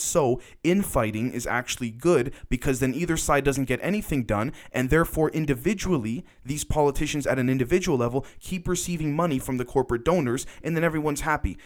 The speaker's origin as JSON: {"language": "English", "country": "Canada", "said": "I'm a Canadian. I'm not an American."}